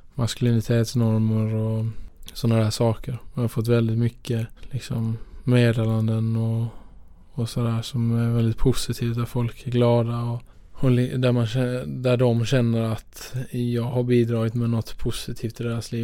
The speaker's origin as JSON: {"language": "Swedish", "region": "Skåne", "country": "Sweden", "moved": "as an adult", "said": "jag är ju från Skåne från början"}